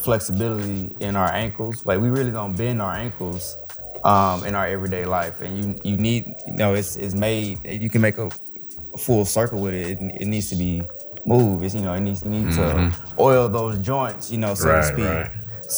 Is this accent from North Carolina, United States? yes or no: no; Dallas, Texas, United States; also born or lived in Emporia, Kansas; I'm from Dallas, Texas. So I went to DeSoto High School out here.